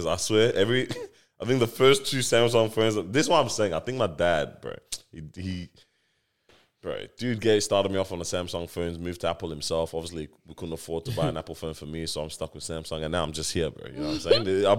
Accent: Australia; I'm from Australia, bro.

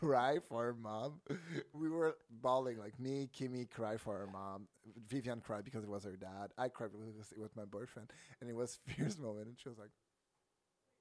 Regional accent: Canada; English is a second language; I'm French Canadian

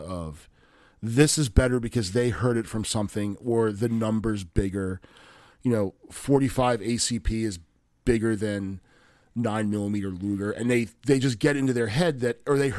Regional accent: United States; I grew up in Frederick County.

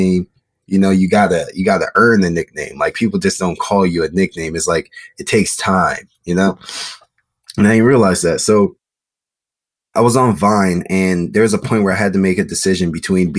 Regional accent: Maryland, United States; moved away as an adult; also born or lived in Chicago, Illinois; now in Los Angeles, United States; I was born in Chicago. And then I moved from Chicago when I was like 7 years old. And then I came to Maryland.

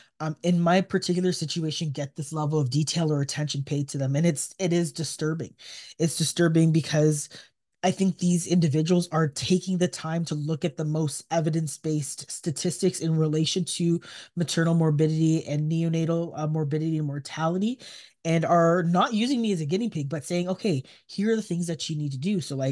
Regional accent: Canada; I mean, as a Canadian, we watch U.S. news as well.

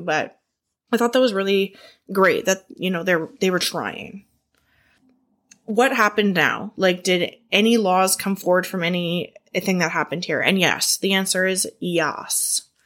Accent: Canada; I'm Canadian

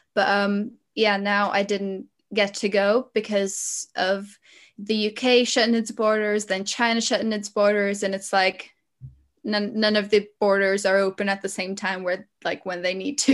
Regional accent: Latvia; moved away as an adult; also born or lived in London, United Kingdom; now in United Kingdom; I'm, uh, from Latvia, but at the minute I'm living here in the U K

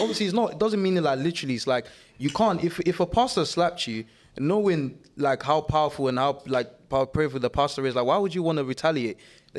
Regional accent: Nigeria; moved away; Growing up in Nigeria

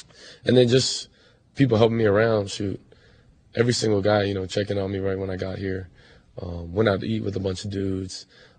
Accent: Hawaii, United States; also born or lived in Orlando; now in Oklahoma, United States; growing up in Hawaii

